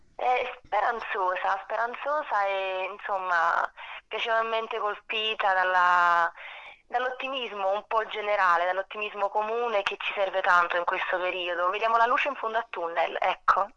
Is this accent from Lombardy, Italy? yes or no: no; Naples, Campania, Italy; essendo napoletana, mm. è un legame molto forte, non solo di ispirazione, ma anche come luogo di nascita